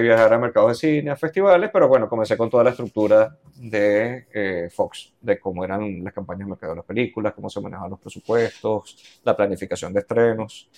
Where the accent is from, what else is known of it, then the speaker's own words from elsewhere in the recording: Los Teques, Miranda, Venezuela; Yo nací en Los Teques, todo esto fue en Los Teques